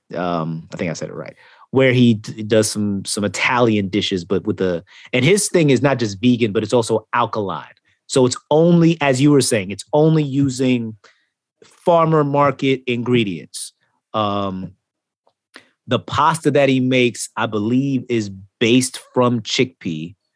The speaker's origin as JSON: {"language": "English", "country": "Jamaica", "said": "being Jamaican"}